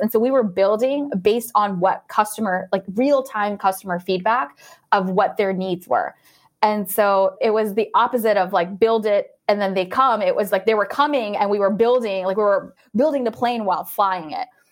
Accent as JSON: {"language": "English", "town": "Orlando", "region": "Florida", "country": "United States", "said": "I'm actually from Orlando, Florida"}